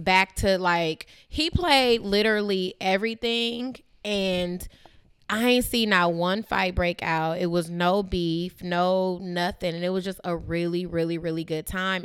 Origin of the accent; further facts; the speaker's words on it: Bay Area, California, United States; growing up in the Bay Area